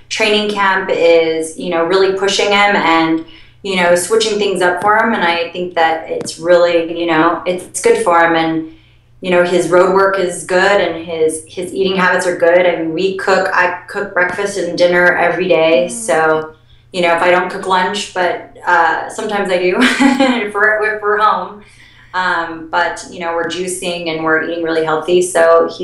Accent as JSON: {"language": "English", "town": "Denver", "region": "Colorado", "country": "United States", "tie": "born or raised there", "moved": "yes", "said": "when I grew up as a little kid, I grew up in Denver, Colorado"}